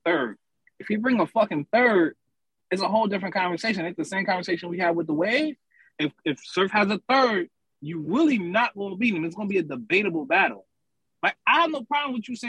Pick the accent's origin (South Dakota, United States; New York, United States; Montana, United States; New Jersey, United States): New Jersey, United States; Camden; also born or lived in Philadelphia, Pennsylvania; I'm from Camden, New Jersey. A lot of family in Philly, so you know, they both hometowns to me